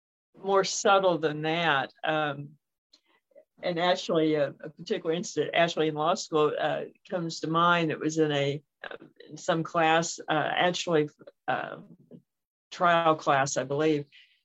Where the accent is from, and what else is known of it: the South, United States; accent: Southern